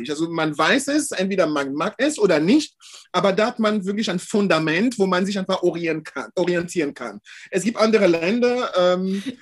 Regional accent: France; ich bin in Deutschland, also in Frankreich aufgewachsen, also als Europäer

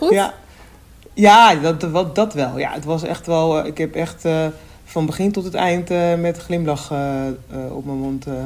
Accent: Almere, Flevoland, Netherlands; ik kom uit Almere. Dat is gewoon een één ah. grote vlakte.

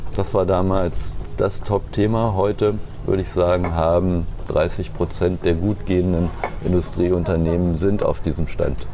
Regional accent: Rodenberg, Lower Saxony, Germany; moved away as an adult; also born or lived in Berlin / Bremen / Cottbus; geboren bin ich in Rodenberg

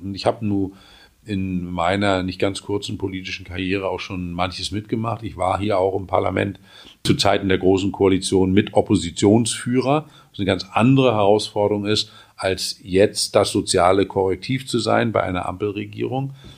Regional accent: Mecklenburg-Vorpommern, Germany; In meinem Heimatland Mecklenburg-Vorpommern

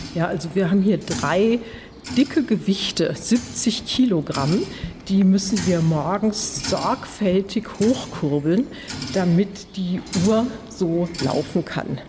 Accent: Baden-Württemberg, Germany; also ich bin hier in der Nähe aufgewachsen

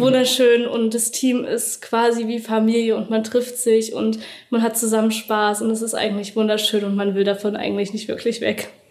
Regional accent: Dresden, Saxony, Germany; ich komme aus Dresden

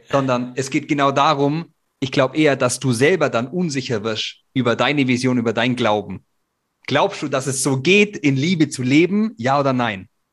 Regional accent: Germany; wir Deutschen

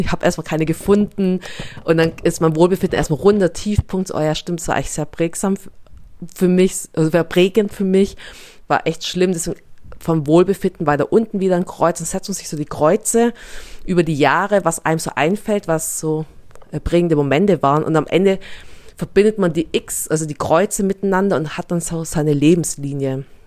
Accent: near Stuttgart, Baden-Württemberg, Germany; accent: Swabian; bezeichne mich gerne als schwäbische Vietnamesin, meine Eltern kommen aus Vietnam, ich bin hier in der Nähe von Stuttgart aufgewachsen

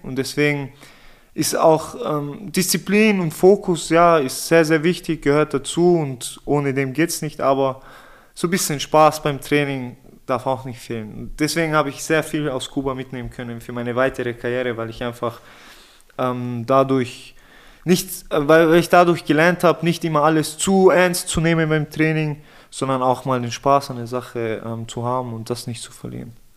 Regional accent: Innsbruck, Tyrol, Austria; also born or lived in Vienna; ich bin in Innsbruck geboren, in Innsbruck aufgewachsen.

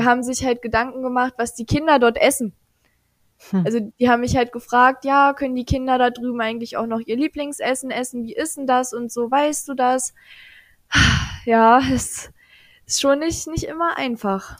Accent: Aschersleben, Saxony-Anhalt, Germany; Ich komme aus Aschersleben. Das ist tatsächlich die älteste Stadt Sachsen-Anhalts

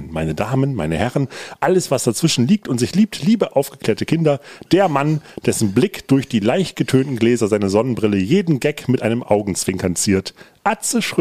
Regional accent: Ruhr area, North Rhine-Westphalia, Germany; moved away as an adult; now in Hamburg, Germany; Ruhrpott-Proll ist ja quasi äh, zweiter Vorname mehr oder weniger.

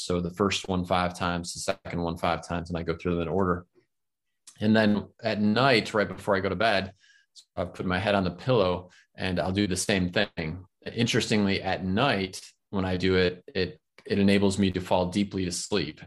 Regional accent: Florida, United States; I'm in my home state. I live in Florida, in the United States

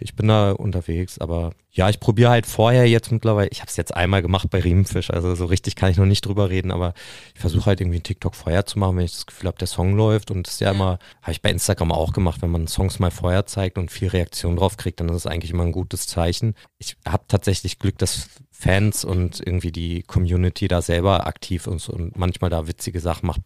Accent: Nienburg, Lower Saxony, Germany; ich bin ja in Nimburg aufgewachsen

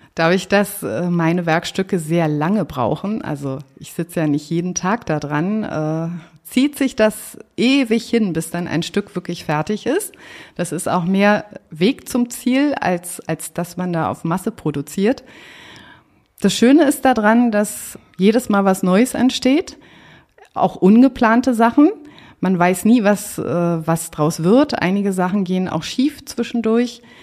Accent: Berlin, Germany; also born or lived in Lisbon, Portugal; bin ich aber aufgewachsen in Marienfelde, hier im Süden von Berlin

